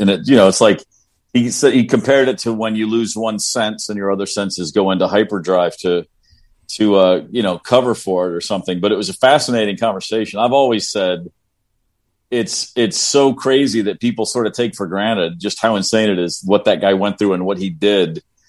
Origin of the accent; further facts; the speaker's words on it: Bowling Green, Kentucky, United States; moved away; I moved there from Bowling Green, Kentucky.